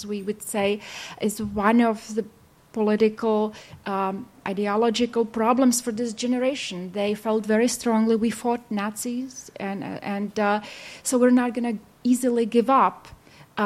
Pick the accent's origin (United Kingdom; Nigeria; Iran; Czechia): Czechia; also born or lived in Baltimore, United States; I was from Czech, so people I worked with are mostly from Czech side